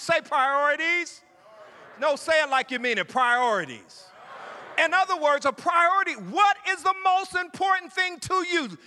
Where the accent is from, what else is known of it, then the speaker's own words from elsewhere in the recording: Ohio, United States; moved away; I'm from Ohio